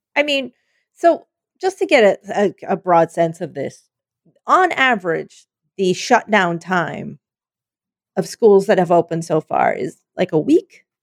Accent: Pennsylvania, United States; moved away; Penn State from my home state

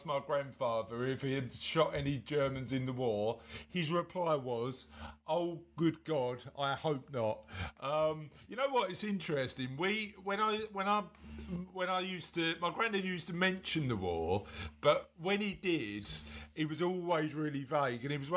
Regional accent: London, United Kingdom; I'm from East London. I'm from sort of a little bit further in a place called Canning Town

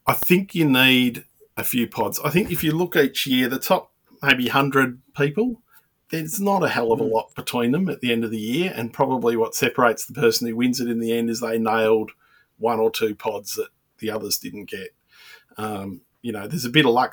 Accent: Melbourne, Victoria, Australia; I'm from Melbourne

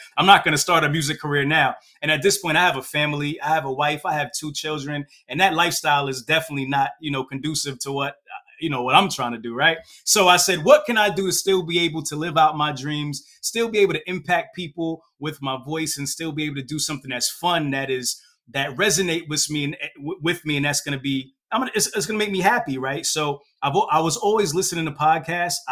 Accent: Hightstown, New Jersey, United States; also born or lived in Brooklyn, New York; So I was born in Brooklyn, New York, moved out of Brooklyn at a very young age, moved to New Jersey, kind of like a suburb type of mixed area, place called Hightstown, New Jersey, right? That's where I went to high school.

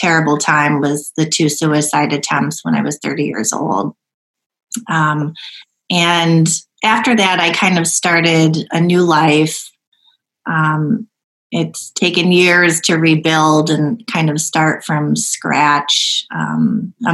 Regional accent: Rochester, New York, United States; also born or lived in South Korea; I grew up in Rochester, New York, in the suburb of Brighton

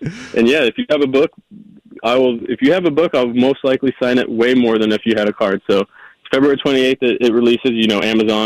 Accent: California, United States; being home in California

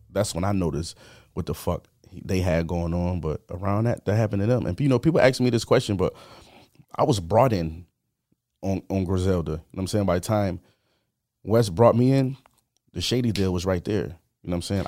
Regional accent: Buffalo, New York, United States; was born on Montana Avenue on the east side

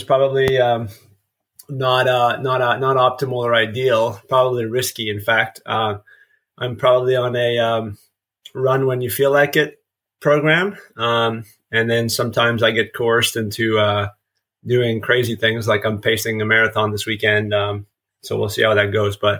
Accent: eastern Ontario, Canada; moved away as an adult; now in Memphis, United States; I'm originally from Canada, small town in eastern Ontario.

